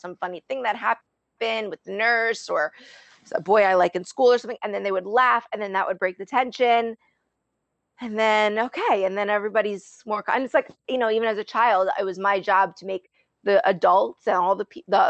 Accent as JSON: {"language": "English", "region": "New Jersey", "country": "United States", "said": "I am Sicilian, I am from Jersey"}